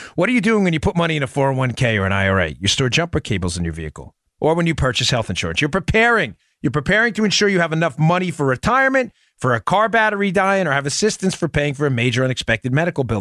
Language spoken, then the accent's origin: English; New York, United States; moved away; in New York, my, my home state where I, where I was born and raised